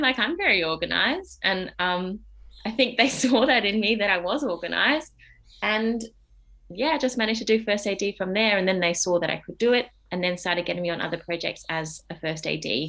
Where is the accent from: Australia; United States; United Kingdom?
Australia; Adelaide, South Australia; moved away as an adult; now in Melbourne, Australia; I grew up in Adelaide.